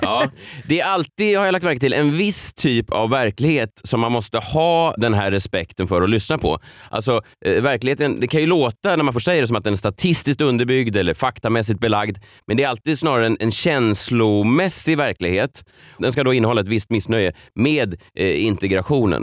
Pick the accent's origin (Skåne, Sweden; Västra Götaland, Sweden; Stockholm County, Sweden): Stockholm County, Sweden; Stockholm; jag är ju eh, född och uppvuxen i Vasastan i Stockholm